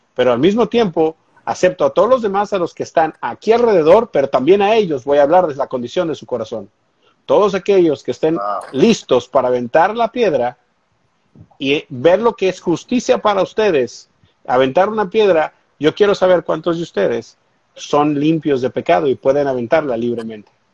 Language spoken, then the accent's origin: Spanish; Mexico; now in United States; yo soy, soy mexicano, soy latino